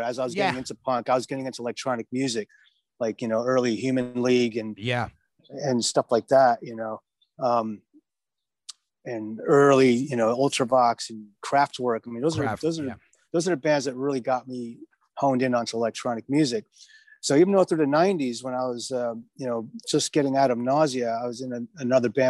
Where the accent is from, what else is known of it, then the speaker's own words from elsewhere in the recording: New York City, New York, United States; I'm from Queens. I'm from Forest Hills.